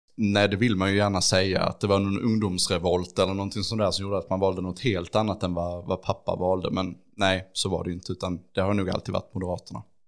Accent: Ängelholm, Skåne, Sweden; jag är ju uppvuxen i Skälderviken och så och har liksom växt upp i den här stan

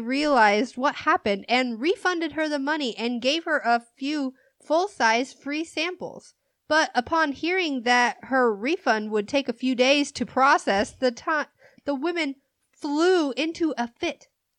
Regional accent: Virginia, United States; born there; I tell the lady, I was born in Virginia, and she responds by telling me I came on a boat.

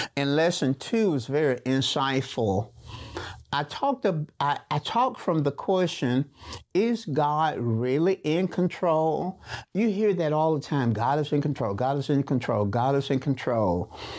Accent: Birmingham, Alabama, United States; I was raised up in a small community in Birmingham called Waller.

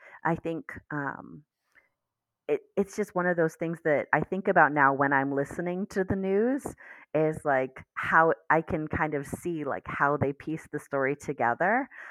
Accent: District of Columbia, United States; accent: DC; bit of a DC accent, but it's not a serious one. So I didn't have too much that I needed to work on for my accent.

